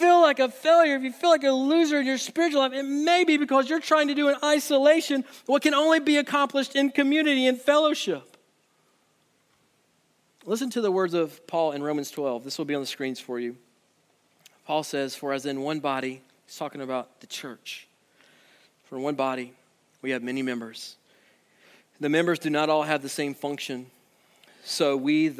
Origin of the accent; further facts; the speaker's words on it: Birmingham, Alabama, United States; I grew up in Birmingham